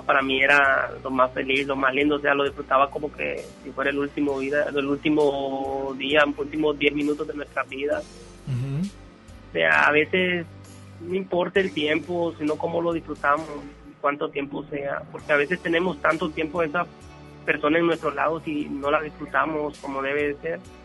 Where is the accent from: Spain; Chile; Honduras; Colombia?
Honduras; moved away as an adult; now in Monterrey, Mexico; que dije que era hondureño